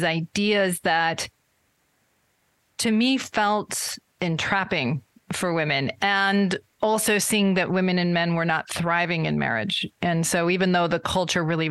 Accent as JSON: {"language": "English", "region": "Vermont", "country": "United States", "tie": "born or raised there", "said": "I grew up in Vermont, where there are not many Latter-day Saints"}